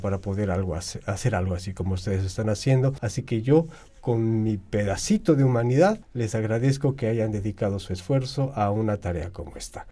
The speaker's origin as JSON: {"language": "Spanish", "country": "Chile", "said": "Soy de Chile"}